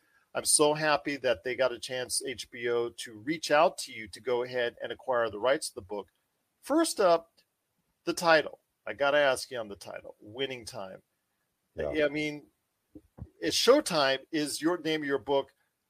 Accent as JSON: {"language": "English", "town": "Los Angeles", "region": "California", "country": "United States", "said": "is from the LA area like I am and from the Southern California area."}